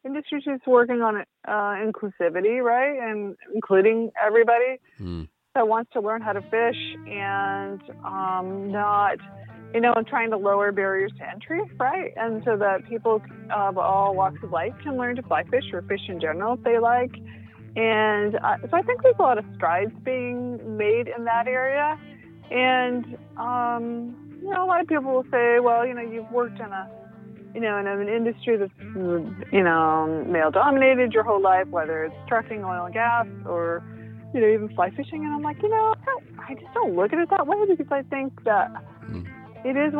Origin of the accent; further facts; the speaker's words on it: Stockholm, Maine, United States; I grew up in Stockholm, Maine